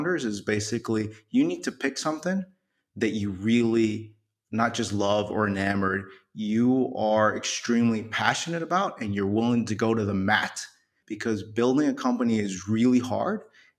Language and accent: English; New York City, New York, United States; born there; I was born in New York City. Someone hit my town on 9/11.